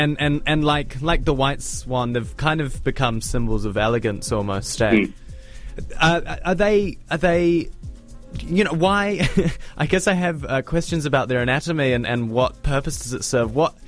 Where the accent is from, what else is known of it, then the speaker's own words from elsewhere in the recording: Auckland, New Zealand; now in Dunedin, New Zealand; I grew up in Tamaki Makaurau